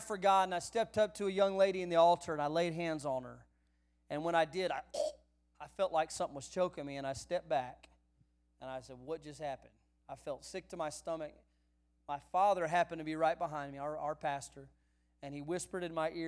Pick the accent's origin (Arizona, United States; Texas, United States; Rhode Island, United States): Texas, United States; San Antonio; I grew up in the San Antonio area of South Texas